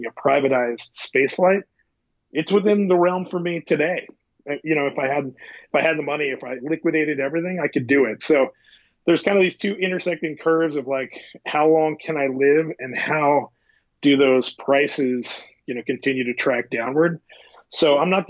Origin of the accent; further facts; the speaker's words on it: Midwest, United States; I grew up in the Midwest, kind of in a poor farming community